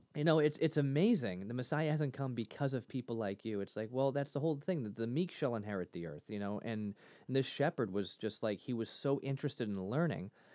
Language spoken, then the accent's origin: English; Lynn, Massachusetts, United States; grew up in Lynn, Mass